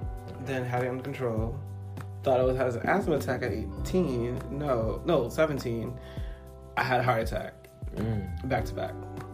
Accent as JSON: {"language": "English", "region": "East Coast", "country": "United States", "tie": "born or raised there", "said": "No, I am a black guy from the East Coast. I never say Boston or New York because I grew up in the East. So I'm a black guy on the East Coast who happens to love his heritage, whose dad's Dominican, mom's Haitian."}